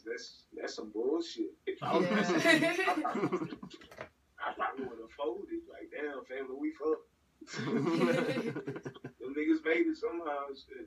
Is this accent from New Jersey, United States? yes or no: no; New Orleans, Louisiana, United States; But I'm not about to say, yeah, I'm more say I'm from New Orleans. I never, but It's a little bit of both, but it's mostly from, like, niggas know I'm from New Orleans and I'm gonna represent New Orleans. But I respect Texas.